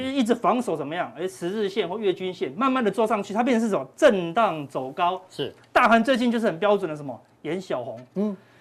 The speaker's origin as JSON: {"language": "Chinese", "country": "Taiwan", "said": "我们台湾人"}